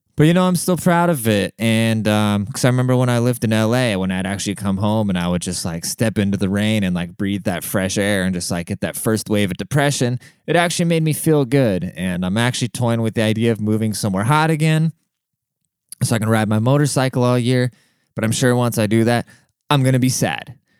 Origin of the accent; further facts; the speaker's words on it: Germany; now in United States; I grew up in Germany